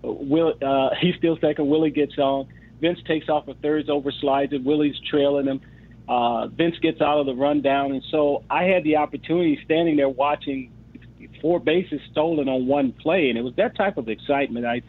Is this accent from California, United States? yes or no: yes; Los Angeles, California, United States; growing up in South Central Los Angeles, I lived across the street where they built pallets